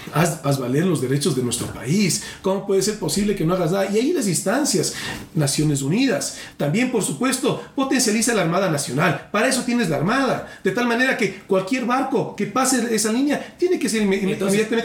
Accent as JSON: {"language": "Spanish", "country": "Ecuador"}